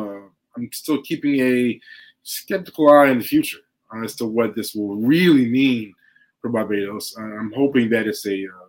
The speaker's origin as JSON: {"language": "English", "country": "United States", "tie": "born or raised there", "said": "Even though I'm definitely American born, my ties are to colonized nations."}